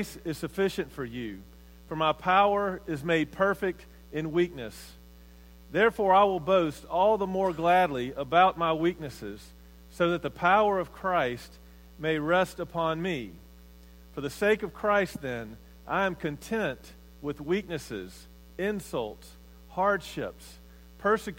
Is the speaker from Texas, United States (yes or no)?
no; Mississippi, United States; I grew up in Mississippi, in a little small town, probably 7,000, 8,000 people.